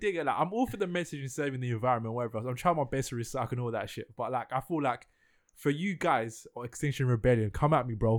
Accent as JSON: {"language": "English", "region": "London", "country": "United Kingdom", "said": "I'm from East London"}